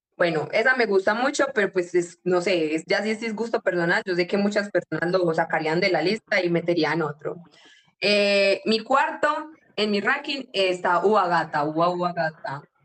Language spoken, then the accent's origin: Spanish; Yarumal, Antioquia, Colombia; nosotros somos de Yarumal